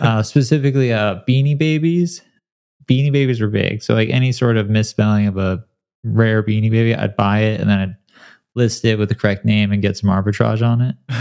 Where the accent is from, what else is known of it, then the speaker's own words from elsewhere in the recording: San Clemente, California, United States; also born or lived in Detroit, Michigan; I was born in Detroit, and then I grew up in a small beach town called San Clemente in Southern California